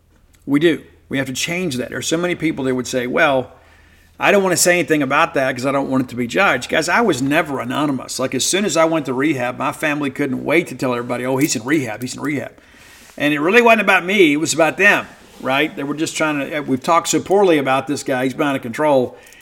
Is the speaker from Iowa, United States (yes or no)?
no; Mississippi, United States; growing up in South Mississippi and then finding a way to achieve something in your life despite some tremendous obstacles